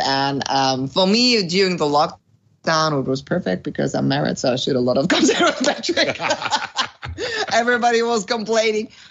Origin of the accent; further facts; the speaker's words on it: near Dortmund, North Rhine-Westphalia, Germany; English is a second language; originally I'm from Germany